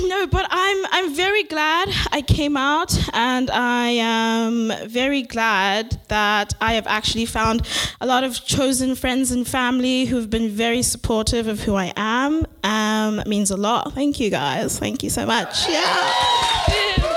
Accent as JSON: {"language": "English", "country": "South Africa", "moved": "yes", "lives_now": "Vancouver, Canada", "said": "I'm from South Africa"}